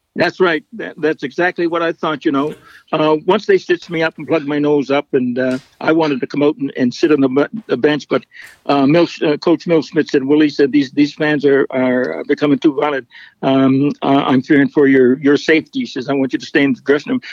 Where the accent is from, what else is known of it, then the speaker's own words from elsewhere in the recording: Fredericton, New Brunswick, Canada; my hometown of Fredericton.